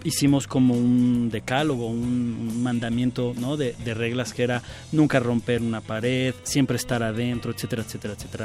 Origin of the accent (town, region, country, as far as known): Mexico